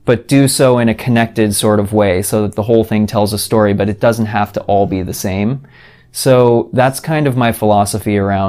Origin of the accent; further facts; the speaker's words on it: Vermont, United States; moved away as an adult; also born or lived in Boston; now in Los Angeles, United States; I grew up in Vermont, so very cold, very boring